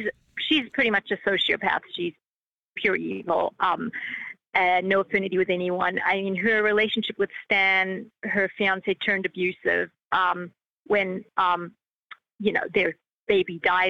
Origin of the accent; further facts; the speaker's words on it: Australia; I'm from Australia.